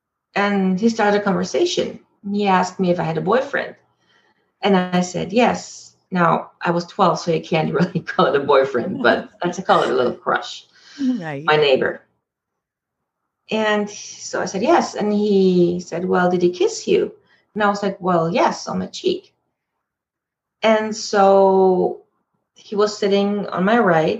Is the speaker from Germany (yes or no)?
yes; Germany; moved away as an adult; now in Canada; Growing up in Germany, very strict